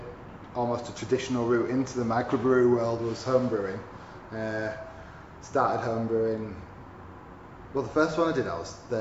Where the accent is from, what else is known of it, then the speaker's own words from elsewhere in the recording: Huddersfield, Yorkshire and the Humber, United Kingdom; They also have a coffee shop in my hometown, Huddersfield, called Coffee Evolution.